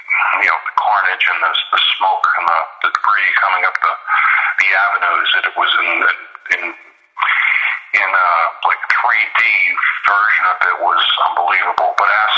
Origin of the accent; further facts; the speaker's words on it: Colonia, New Jersey, United States; I grew up in Colonia, New Jersey